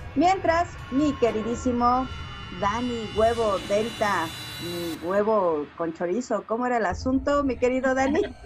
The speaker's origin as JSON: {"language": "Spanish", "country": "Mexico", "said": "nos identifica como mexicanos"}